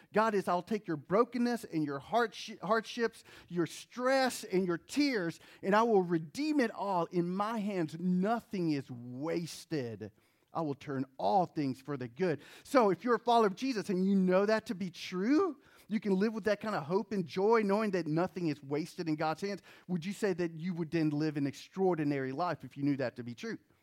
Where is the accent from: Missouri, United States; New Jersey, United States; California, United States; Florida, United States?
New Jersey, United States; moved away; also born or lived in North Carolina; I was born in New Jersey. I didn't choose